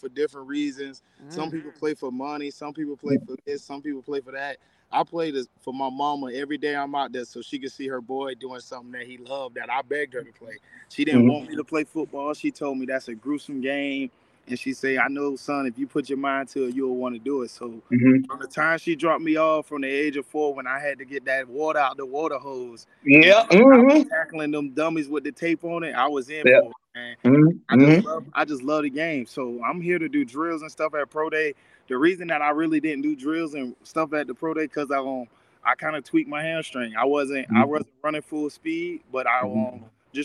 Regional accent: Savannah, Georgia, United States

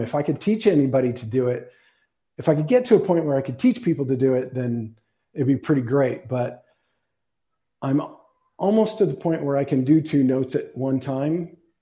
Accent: Tucson, Arizona, United States; I've lived here my whole life. I was born in Tucson lived a bunch of places, but always come back

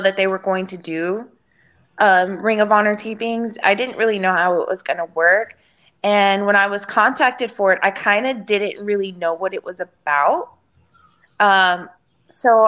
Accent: Houston, Texas, United States; It's in downtown Houston, which is in my hometown

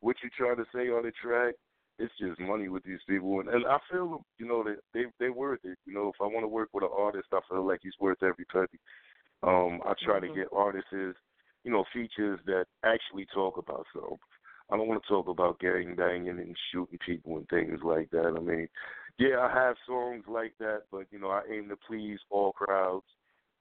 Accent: Passaic, New Jersey, United States; where I'm from Passaic.

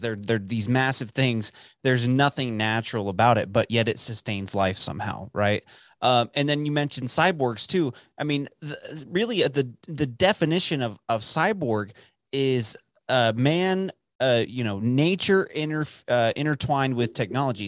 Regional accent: outside of Dallas, Texas, United States; the town that I grew up in outside of Dallas for eighteen years

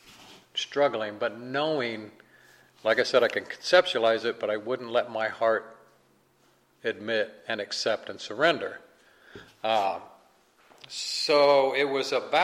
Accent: Kansas City, Missouri, United States; I'm from the Midwest. Like I said, I'm from Kansas City

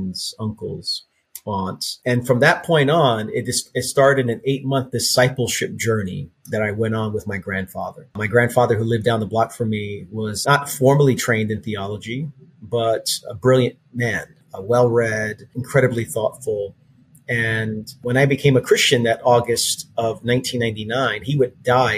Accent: New York City, New York, United States; also born or lived in Queens, New York / Nassau County, Long Island; I grew up born and raised in Brooklyn, New York

